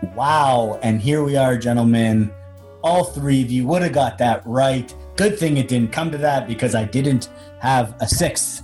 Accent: Canada; as a Canadian that's watching American sports all the time

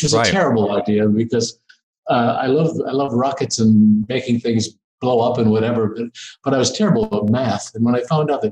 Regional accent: Wisconsin, United States; moved away; I'm this kid from Wisconsin

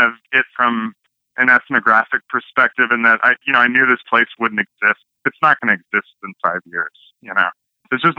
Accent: Northern California, United States; moved away as an adult; now in Los Angeles, United States; I'm from Northern California originally.

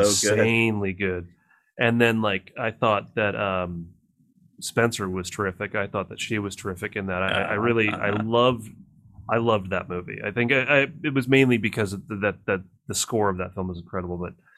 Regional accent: United Kingdom; I'm a British actor.

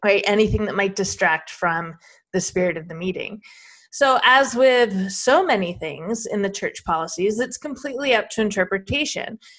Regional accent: Arizona, United States; I'm from Arizona.

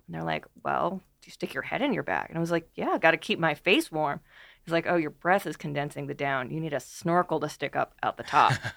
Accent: West Coast, United States; I grew up on the West Coast, West Coast hiker.

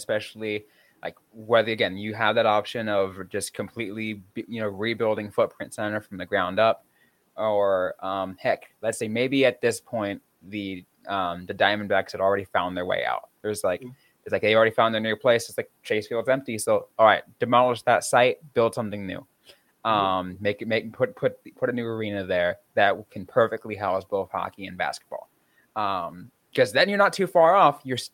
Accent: San Jose, California, United States; I'm born and raised in San Jose.

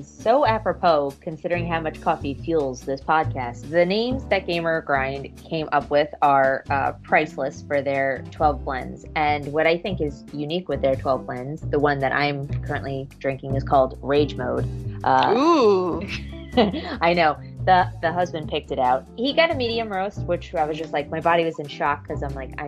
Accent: New York, United States; I grew up here in New York

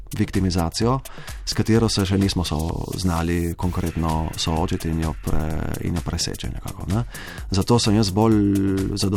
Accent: Slovenia; Slovenci smo kulturen narod. Na papiru smo Slovenci zelo kulturni.

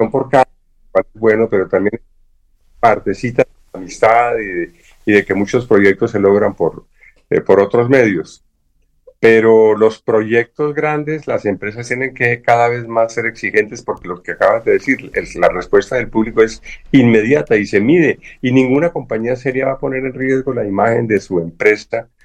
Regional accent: Colombia; yo soy ciudadano colombiano, no permito, como, como ciudadano colombiano, no permito en el mundo que nadie utilice mi voz.

